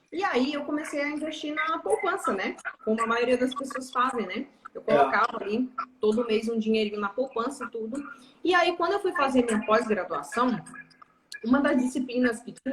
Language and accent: Portuguese; interior of Pará, Brazil; moved away as an adult; Eu sou paraense. Eu sou nascida e criada no Pará. Hum. No interior do Pará, inclusive.